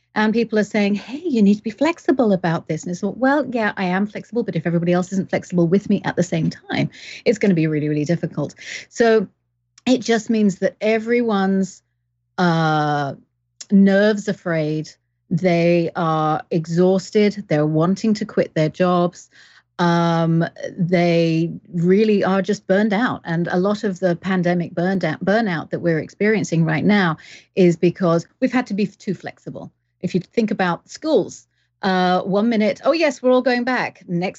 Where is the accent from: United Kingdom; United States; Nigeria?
United Kingdom; England; now in Canada; But I am English, but I've lived all around the world. So I've got weird accent.